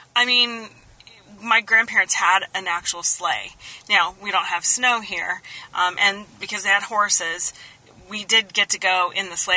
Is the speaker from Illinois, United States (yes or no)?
no; Kansas, United States; I grew up in Kansas.